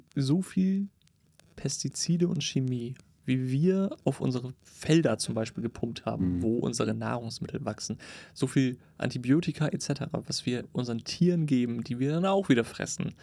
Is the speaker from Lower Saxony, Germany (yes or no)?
yes; Cuxhaven, Lower Saxony, Germany; meine Heimatstadt, Cuxhaven